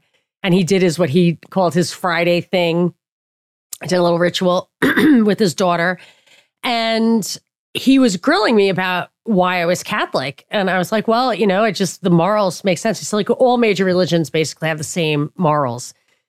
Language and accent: English; Papua New Guinea; well, I didn't know, well, you know, I grew up in Papua New Guinea.